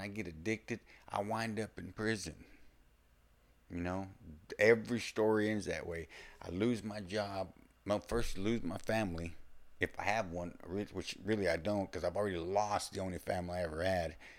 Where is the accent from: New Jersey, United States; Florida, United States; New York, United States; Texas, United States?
Texas, United States; accent: Texas or the South; it's obvious I'm from Texas or the South or whatever